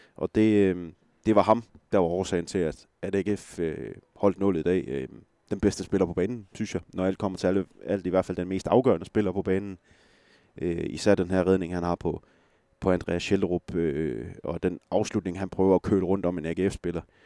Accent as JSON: {"language": "Danish", "area": "West Jutland", "region": "Central Denmark Region", "country": "Denmark", "said": "jeg er også vestjyde"}